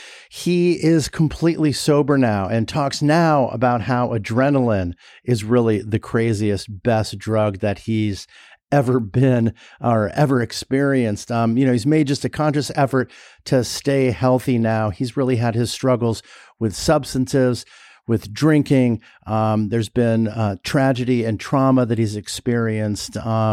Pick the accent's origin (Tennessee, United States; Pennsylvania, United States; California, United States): California, United States; Los Angeles; I grew up in LA. I grew up in Sherman Oaks.